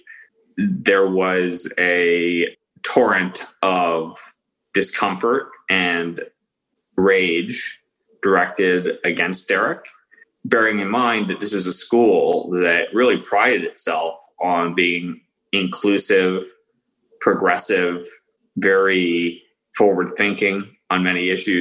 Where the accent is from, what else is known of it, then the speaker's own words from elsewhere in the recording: Florida, United States; I'm originally from Florida